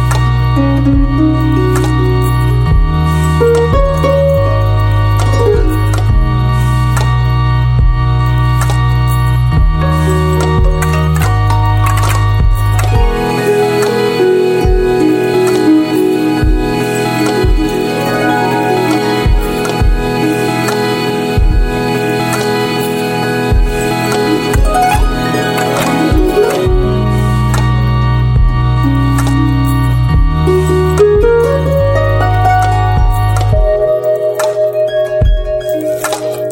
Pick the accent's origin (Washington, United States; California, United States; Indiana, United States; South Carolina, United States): California, United States; moved away; I grew up in California